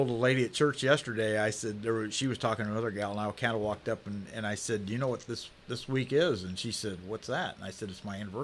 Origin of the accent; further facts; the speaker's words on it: United States; I grew up in West Township